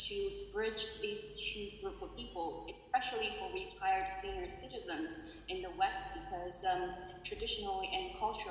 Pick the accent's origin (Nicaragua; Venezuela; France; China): China; Chengdu, Sichuan; I was born and raised in Chengdu, China, which is southwest of China